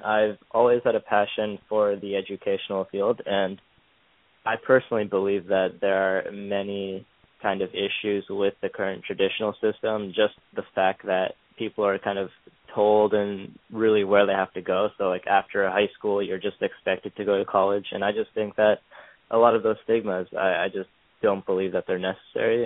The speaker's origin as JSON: {"language": "English", "region": "Pennsylvania", "country": "United States", "tie": "born or raised there", "moved": "as an adult", "lives_now": "New York, United States", "said": "I grew up in Pennsylvania, a small town, and I'm currently in school in New York at uh, Cornell."}